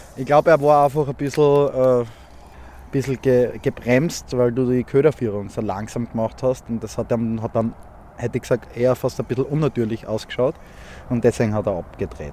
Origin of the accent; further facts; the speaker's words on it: Graz, Styria, Austria; aus Graz, bin 30 Jahre alt